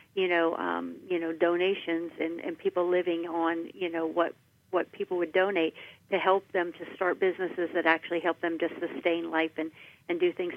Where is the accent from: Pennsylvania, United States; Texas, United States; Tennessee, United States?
Pennsylvania, United States; Washington County; I'm from Washington County. I grew up there and I enlisted in the Air Force after high school.